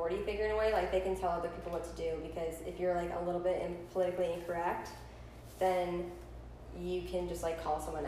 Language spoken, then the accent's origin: English; Washington, United States; now in Florida, United States; I'm from Washington State